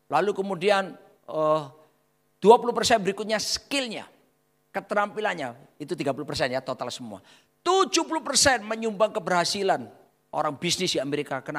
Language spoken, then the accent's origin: Indonesian; Surabaya, East Java, Indonesia; Ya, doa kita orang Surabaya bilang mandi, sakti.